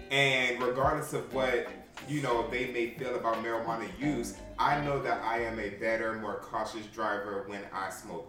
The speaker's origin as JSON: {"language": "English", "country": "United States", "tie": "born or raised there", "said": "being American bred"}